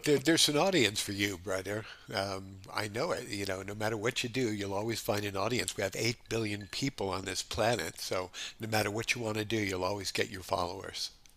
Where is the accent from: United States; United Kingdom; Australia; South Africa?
United States; Los Angeles, California; moved away as an adult; also born or lived in New York; now in Honolulu, United States; my family moved to Los Angeles when I was just ten years old